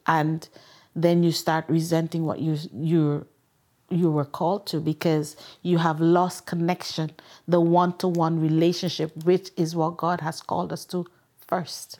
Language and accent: English; Guyana; moved away; also born or lived in England; I'm from Guyana, South America